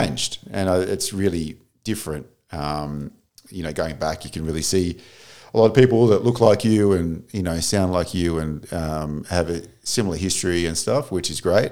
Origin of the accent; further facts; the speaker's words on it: Melbourne, Victoria, Australia; moved away; I grew up in Melbourne, Australia.